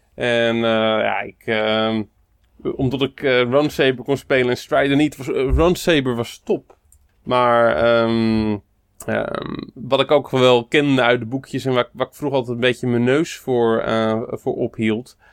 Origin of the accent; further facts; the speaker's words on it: Moordrecht, South Holland, Netherlands; Dijkhuisje was een eh, snackbar in Moordrecht, waar ik opgegroeid ben.